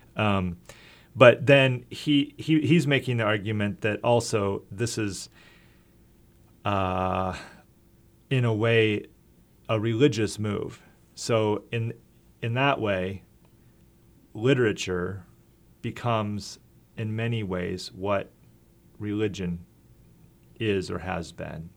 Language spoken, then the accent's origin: English; Iowa, United States; also born or lived in Minnesota / Wisconsin / Slovakia; now in Fayetteville, United States; I grew up in Iowa and lived in Minnesota and Wisconsin